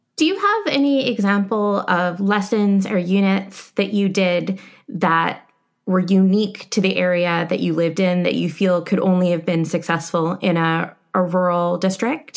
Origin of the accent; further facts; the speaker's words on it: Canada; moved away as an adult; now in United States; I'm a Canadian coming to America